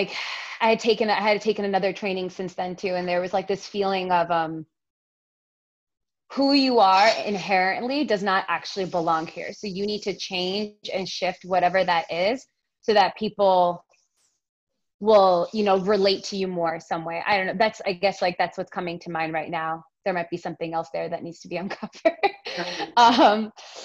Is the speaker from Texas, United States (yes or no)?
no; New York, United States; I was born and raised in New York, even, you know, in an Indian family